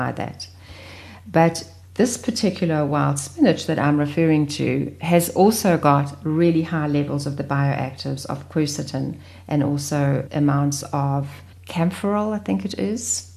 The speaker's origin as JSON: {"language": "English", "region": "KwaZulu-Natal", "country": "South Africa", "tie": "born or raised there", "said": "growing up in Natal"}